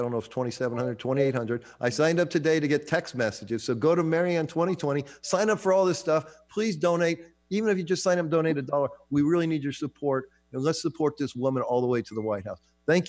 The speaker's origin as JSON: {"language": "English", "country": "United States", "tie": "born or raised there", "said": "I was born white in America in the 50s"}